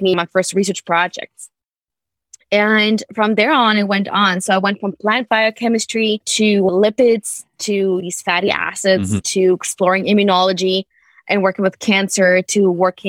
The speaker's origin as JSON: {"language": "English", "country": "Germany", "tie": "born or raised there", "also_born_or_lived": "United Kingdom", "moved": "yes", "said": "I grew up in Germany"}